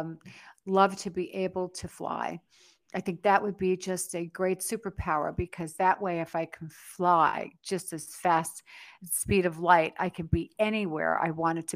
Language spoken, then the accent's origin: English; New York City, New York, United States; now in Las Vegas, United States; I grew up in the Bronx, New York.